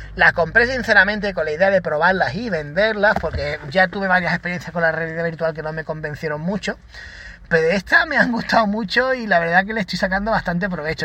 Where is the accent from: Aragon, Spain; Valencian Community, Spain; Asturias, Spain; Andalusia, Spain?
Andalusia, Spain; Málaga; yo soy de Málaga